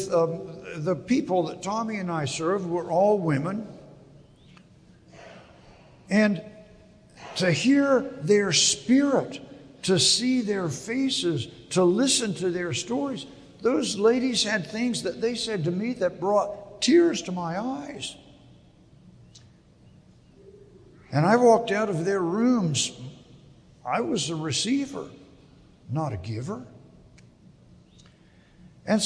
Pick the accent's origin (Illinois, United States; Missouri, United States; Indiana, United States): Indiana, United States; Tipton; moved away; also born or lived in Muncie, Indiana; Patterson's Bicycle Shop in my hometown of Tipton, Indiana